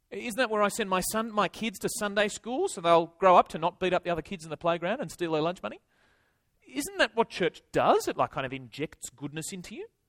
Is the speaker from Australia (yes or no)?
yes; Tasmania, Australia; moved away as an adult; now in Sydney, Australia; I'm originally from Tasmania